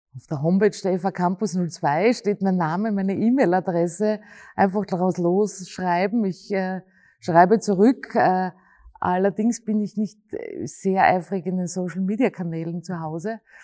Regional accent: Graz, Styria, Austria; Und ich bin in der Stadt aufgewachsen und ich bin auch ein Stadtmensch

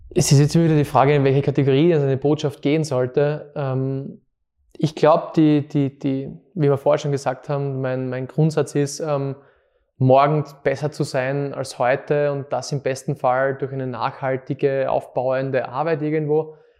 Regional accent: Fohnsdorf, Styria, Austria; moved away as an adult; now in Graz, Austria; ich bin aus Fonsdorf, genau. Aus Fonsdorf, Zeltweg maturiert in der HTL, Bautechnik.

